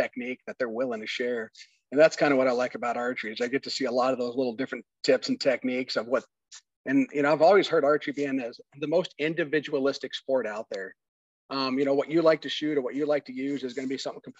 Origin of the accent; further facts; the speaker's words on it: Nebraska, United States; now in Wisconsin, United States; originally I'm from Nebraska, currently live in Wisconsin